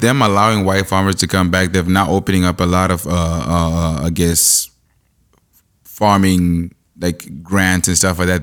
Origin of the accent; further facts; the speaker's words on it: Zimbabwe; now in Canada; I'm from Zimbabwe